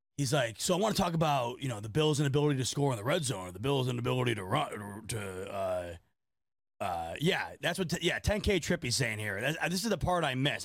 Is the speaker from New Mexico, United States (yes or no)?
no; Rochester, New York, United States; my hometown of Rochester, New York